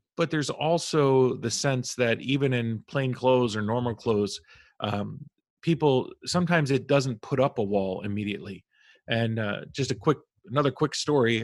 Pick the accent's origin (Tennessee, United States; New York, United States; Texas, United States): New York, United States; Albany; now in New York City, United States; i was born and raised in New York, mm. and so we're originally from upstate Albany, the Albany area